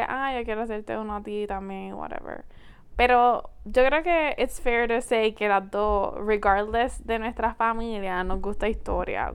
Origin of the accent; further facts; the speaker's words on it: Puerto Rico; nosotros somos la quinta generación de estar en Puerto Rico